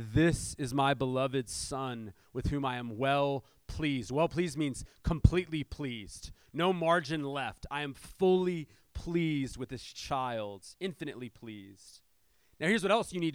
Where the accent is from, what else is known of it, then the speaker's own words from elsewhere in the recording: San Diego, California, United States; I'm from South San Diego